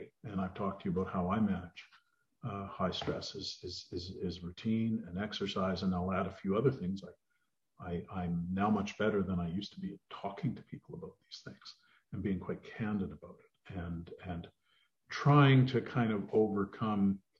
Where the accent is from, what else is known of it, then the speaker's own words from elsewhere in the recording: Edmonton, Alberta, Canada; now in Ottawa, Canada; well, you remember I came from Edmonton, so